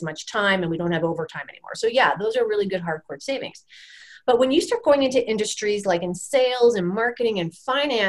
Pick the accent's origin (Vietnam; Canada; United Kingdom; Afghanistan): Canada; I'm a Canadian, we're a Canadian company